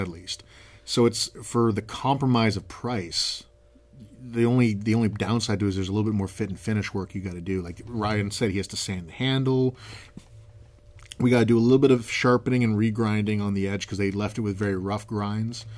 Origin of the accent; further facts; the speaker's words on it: Canada; I'm a Canadian.